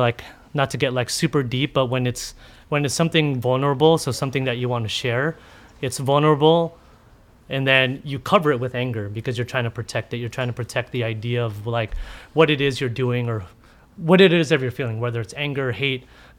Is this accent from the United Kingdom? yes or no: no; Philippines; whether it was being a Filipino in this community and cooking.